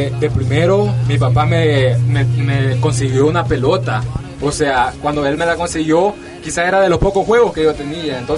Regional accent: El Salvador; Así me identifico yo, …, porque soy salvadoreño, ya muchos lo saben ahí.

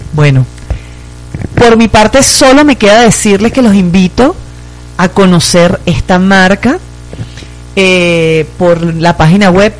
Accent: Venezuela; moved away; los venezolanos ahora somos del mundo.

